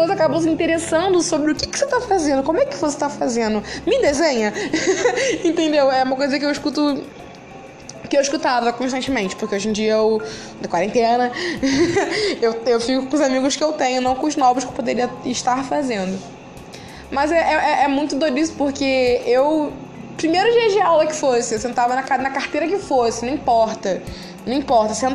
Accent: Rio de Janeiro, Brazil; eu sou carioca, eu moro no Rio de Janeiro. E eu tenho 20 anos

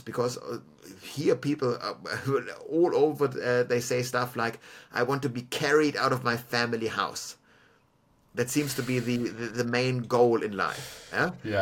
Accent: Munich, Bavaria, Germany; now in Melbourne, Australia; Germany, for example, where I'm from, is, is a stagnant uh, population uh, on a national level, but my hometown of Munich

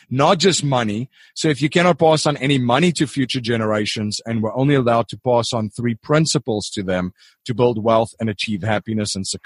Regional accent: Stellenbosch, Western Cape, South Africa; I grew up in Stellenbosch in uh, South Africa, our wine country, and just uh, recently got back from visiting there.

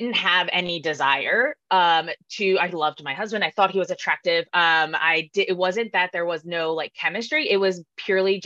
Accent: New Jersey, United States; moved away as an adult; now in San Diego, United States; I'm originally from South Jersey

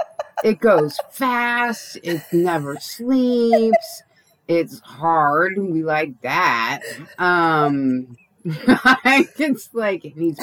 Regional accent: United States; I'm such an American.

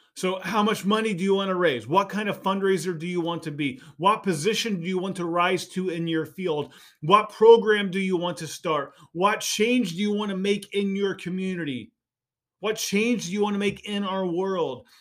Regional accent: Indiana, United States; So I grew up in Indiana

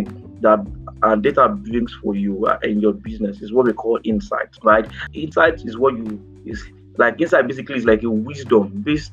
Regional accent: Nigeria; Nigerian entrepreneurs

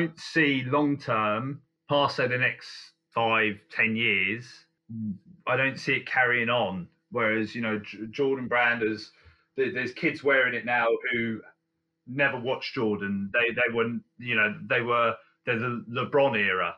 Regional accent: Guildford, South East England, United Kingdom; my hometown of Guildford

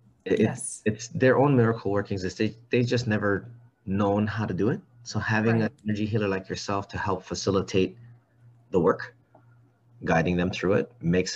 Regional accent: Hawaii, United States; I'm Hawaiian

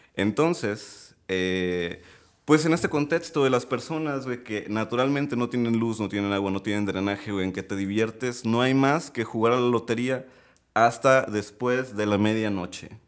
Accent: Tepic, Nayarit, Mexico; also born or lived in Mazatlán, Sinaloa; a los 7, 8 años, llego a vivir ahí aproximadamente unos 7 años más. Entonces, bueno, pues crezco ahí

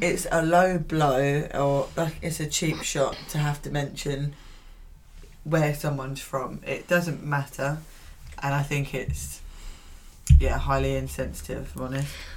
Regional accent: United Kingdom; I always feel ashamed to be British

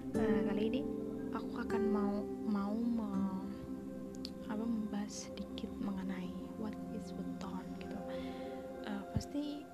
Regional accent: Java, Indonesia; aku juga orang Jawa

